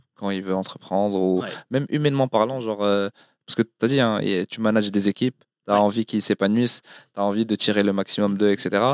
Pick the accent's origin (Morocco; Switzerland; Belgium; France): Morocco; on est marocain